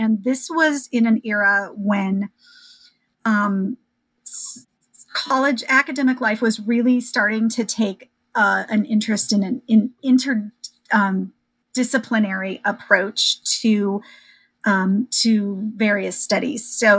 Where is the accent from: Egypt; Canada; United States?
United States; Iowa; So, sure. I grew up in Iowa.